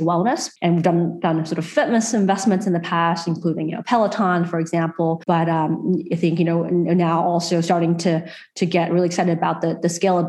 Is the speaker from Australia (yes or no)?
yes; Australia; I'm proud as an Australian